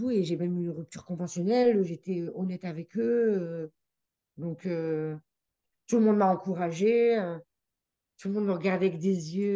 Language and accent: French; Geneva, Switzerland; accent: French; now in Canada; comme je venais de Genève et tout, que j'étais dans un environnement anglais et tout